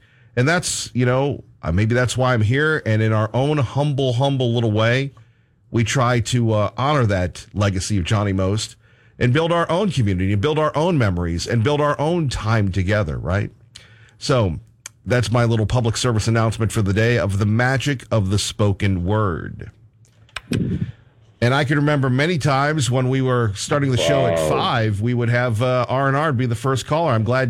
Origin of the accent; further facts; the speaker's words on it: New Hampshire, United States; now in Idaho, United States; When I was growing up in New Hampshire